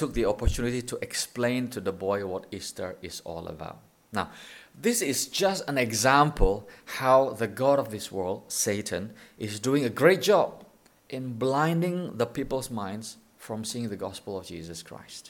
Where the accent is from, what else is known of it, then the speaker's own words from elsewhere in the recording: Indonesia; now in Thailand; We're from Indonesia.